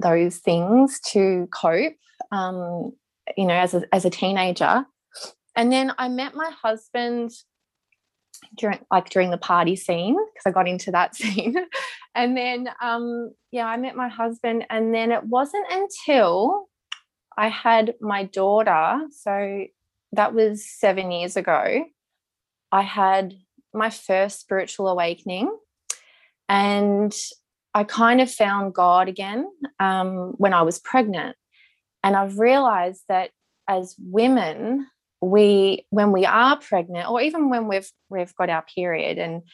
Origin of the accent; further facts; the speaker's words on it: Melbourne, Victoria, Australia; We grew up in Melbourne.